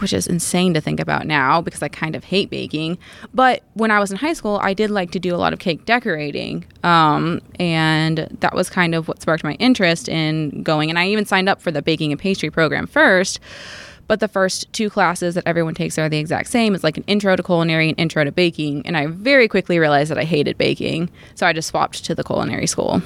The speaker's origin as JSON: {"language": "English", "town": "Crestwood", "region": "Kentucky", "country": "United States", "tie": "born or raised there", "also_born_or_lived": "Bowling Green", "said": "I grew up in Crestwood"}